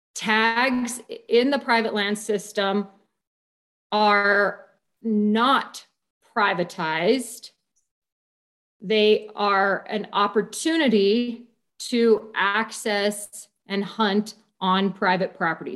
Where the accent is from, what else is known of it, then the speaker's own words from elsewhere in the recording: New Mexico, United States; I'm born and raised in New Mexico